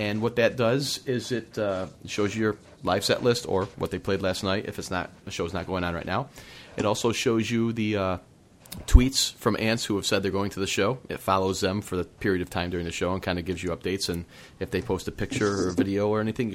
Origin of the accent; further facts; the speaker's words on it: Upstate New York, United States; Upstate New York, my hometown, you know, in that area